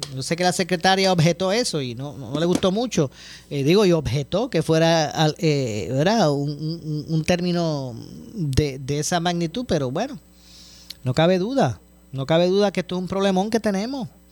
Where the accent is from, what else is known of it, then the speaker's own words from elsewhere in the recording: Ponce, Puerto Rico; somos de Ponce eh, y nos apasiona el béisbol